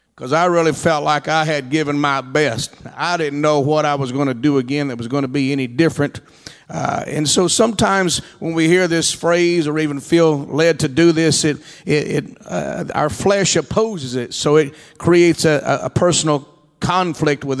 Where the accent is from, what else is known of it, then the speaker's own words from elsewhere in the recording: Texas, United States; I'm from Texas.